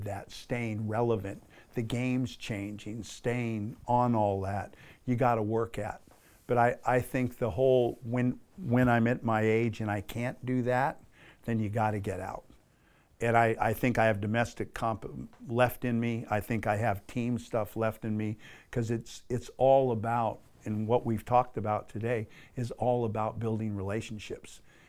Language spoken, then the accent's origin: English; Australia; I know what I sound like, but I'm an Aussie. You know, like there's, you know, the green and gold, just that's country. And it's like, man, this is my country. These are my people.